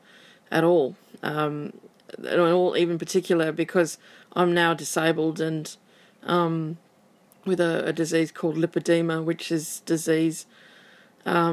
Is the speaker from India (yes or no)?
no; Western Australia, Australia; I'm from Western Australia.